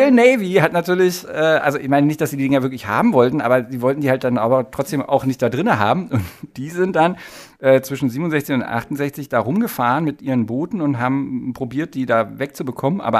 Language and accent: German; Potsdam, Brandenburg, Germany; das Potsdamer Landgericht, ich bin ja Potsdamer, das Potsdamer Landgericht